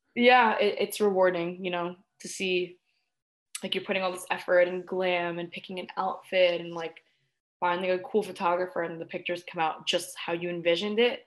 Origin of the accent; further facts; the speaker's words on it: New York, United States; also born or lived in Florida; I'm from New York, but I'm in Florida a lot.